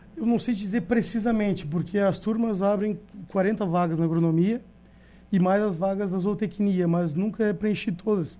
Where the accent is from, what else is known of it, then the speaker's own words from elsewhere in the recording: São José dos Ausentes, Rio Grande do Sul, Brazil; Mas eu sou de Ausentes